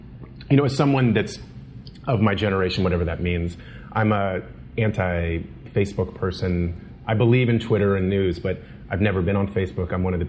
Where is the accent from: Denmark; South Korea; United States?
United States; Washington, District of Columbia; I'm from the Washington D.C. area